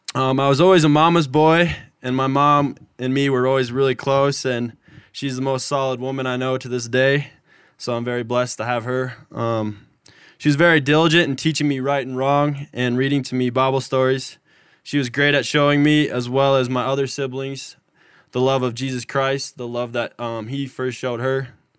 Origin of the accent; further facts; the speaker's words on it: Manhattan, Montana, United States; I'm from Manhattan, Montana.